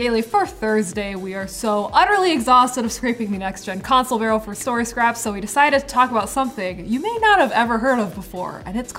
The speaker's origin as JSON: {"language": "English", "country": "United States", "said": "I'm American"}